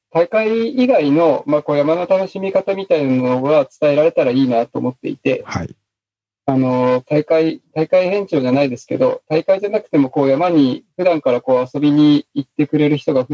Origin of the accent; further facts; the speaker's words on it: Miyazaki, Japan; 地元の宮崎の野菜ですかそう、宮崎の野菜を全国にっていうのをコンセプトに始めたんですけど